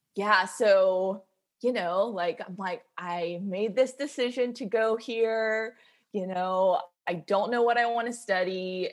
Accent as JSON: {"language": "English", "town": "Macon", "region": "Georgia", "country": "United States", "tie": "born or raised there", "said": "I grew up in Macon, Georgia"}